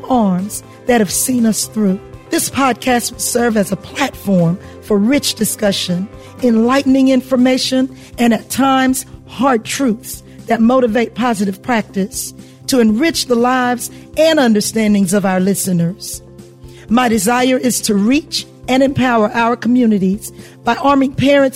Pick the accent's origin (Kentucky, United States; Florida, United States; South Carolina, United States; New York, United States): South Carolina, United States; Hilton Head Island; I'm a country girl who was born and raised on Hilton Head Island, South Carolina